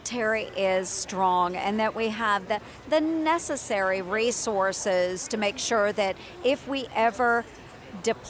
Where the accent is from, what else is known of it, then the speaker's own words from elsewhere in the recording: Iowa, United States; everyday Iowan